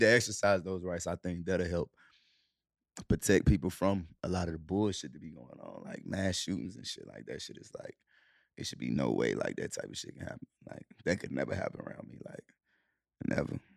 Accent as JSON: {"language": "English", "town": "Charlotte", "region": "North Carolina", "country": "United States", "tie": "born or raised there", "also_born_or_lived": "Cleveland, Ohio / Clarksdale, Mississippi", "said": "we was born in Cleveland, Ohio. We moved to Charlotte when we was, when I was seven."}